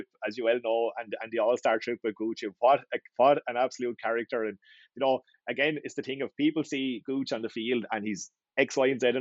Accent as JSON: {"language": "English", "town": "Wexford", "region": "Leinster", "country": "Ireland", "said": "I'm from Wexford"}